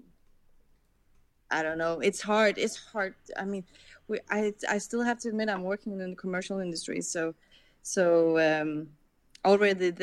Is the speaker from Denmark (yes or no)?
yes; Copenhagen, Capital Region of Denmark, Denmark; I'm grown up with my parents showing me all these old Danish, because I'm from Copenhagen